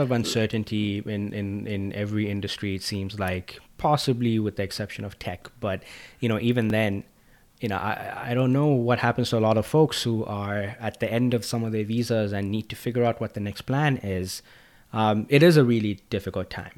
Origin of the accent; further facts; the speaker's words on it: Zambia; moved away; I'm from Africa